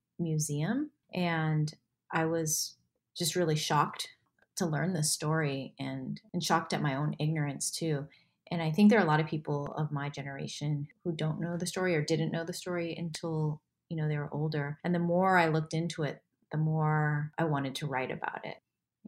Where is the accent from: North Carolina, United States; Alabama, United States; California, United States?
California, United States; Northern; moved away as an adult; also born or lived in Taiwan; now in Hawaii, United States; but I grew up in Northern California. My mom was born and raised in Taiwan, and that's where my parents met. My dad is German-Irish-American